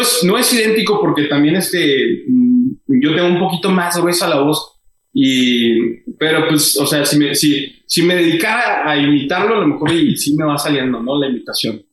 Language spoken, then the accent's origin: Spanish; Hidalgo del Parral, Chihuahua, Mexico; now in Ciudad Juárez, Mexico; yo soy de Parra, Chihuahua, y ya cuando nos venimos para acá, para, para Juárez